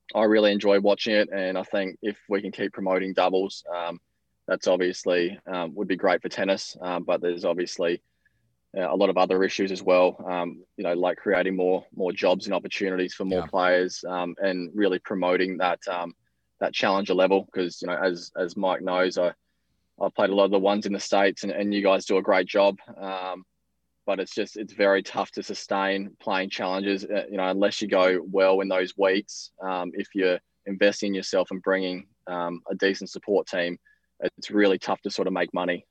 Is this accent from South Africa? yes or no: no; Australia; us Aussies, we stick together.